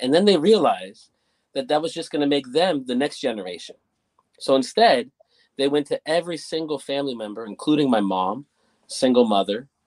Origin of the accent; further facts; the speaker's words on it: Burlingame, California, United States; also born or lived in Foster City, California; I'm born and raised in Burlingame, California